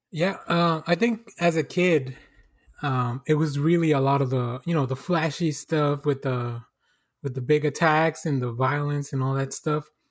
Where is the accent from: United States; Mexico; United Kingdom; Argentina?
Mexico; moved away; I'm originally, I'm originally from Mexico